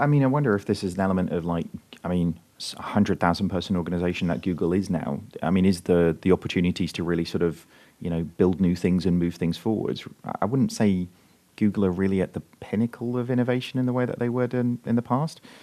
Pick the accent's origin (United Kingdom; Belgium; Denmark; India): United Kingdom; being a Brit